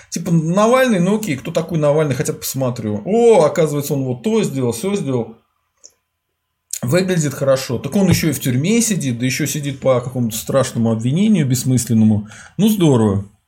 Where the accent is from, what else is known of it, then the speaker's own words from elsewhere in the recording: Volga region, Russia; я с Поволжья